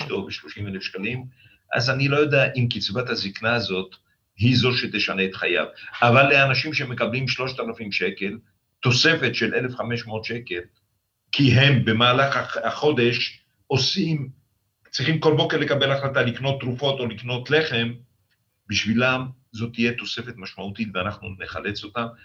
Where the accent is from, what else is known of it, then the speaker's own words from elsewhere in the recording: the Negev, Southern District, Israel; הנגב, גדלנו בו